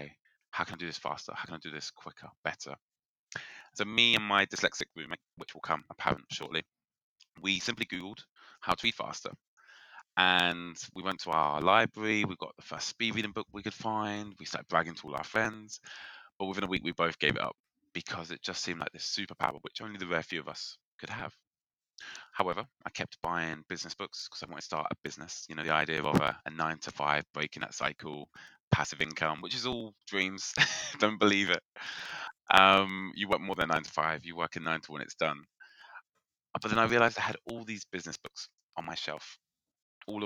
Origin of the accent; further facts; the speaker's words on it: United Kingdom; accent: British; I'm in the UK, if you can tell by my British accent